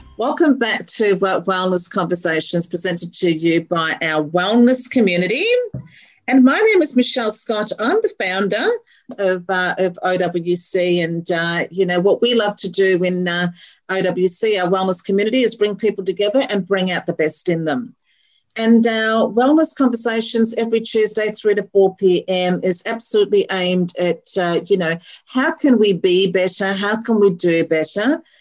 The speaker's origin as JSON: {"language": "English", "town": "Melbourne", "region": "Victoria", "country": "Australia", "tie": "born or raised there", "also_born_or_lived": "Chadstone / Murrumbeena / Carnegie / Pakenham", "lives_now": "Berwick, Australia", "said": "grew up in Clayton"}